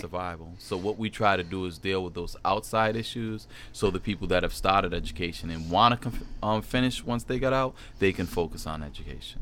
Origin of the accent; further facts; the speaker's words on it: Providence, Rhode Island, United States; also born or lived in Germany; I was born in Germany, but raised pretty much in Mount Hope area, Providence, Rhode Island.